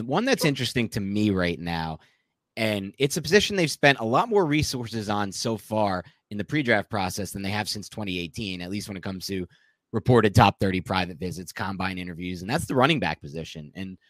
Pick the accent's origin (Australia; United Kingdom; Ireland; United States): United States; New Jersey; Big Bo Melton fan over here, not just because we're from Jersey over here.